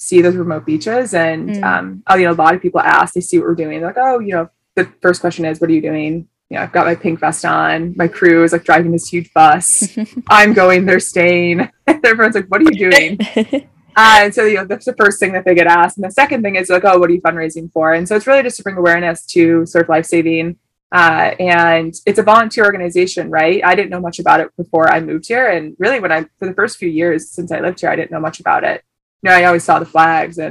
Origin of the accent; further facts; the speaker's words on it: just outside of Detroit, Michigan, United States; moved away as an adult; now in Sydney, Australia; from just outside of Detroit. I moved here about 5 years ago